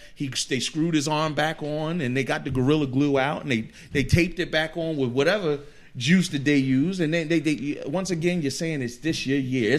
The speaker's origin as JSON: {"language": "English", "town": "Philadelphia", "region": "Pennsylvania", "country": "United States", "said": "I'm from Philadelphia."}